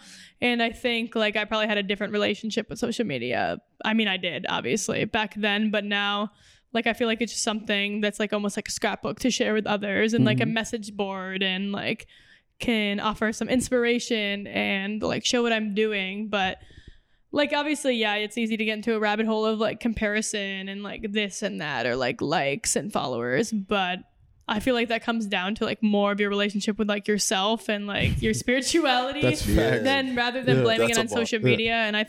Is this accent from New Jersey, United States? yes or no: no; Minnesota, United States; also born or lived in Tarzana, California / Switzerland / Germany; so I was born in the Valley in Tarzana in LA. And then we moved to Minnesota. And then like over the years, we lived in Switzerland and Germany for a bit too when I was a kid.